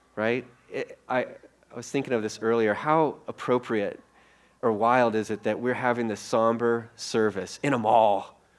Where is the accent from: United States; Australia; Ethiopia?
United States; Iowa; also born or lived in Colorado / Minneapolis; Rosie and I, we're, we're from Iowa